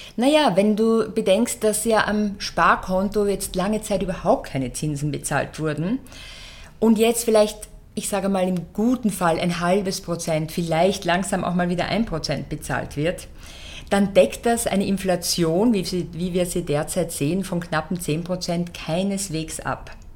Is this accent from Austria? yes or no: yes; Austria; bei uns in Österreich